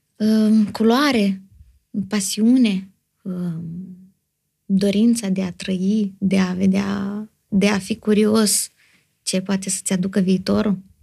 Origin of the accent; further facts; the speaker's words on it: Moldova; sunt moldoveancă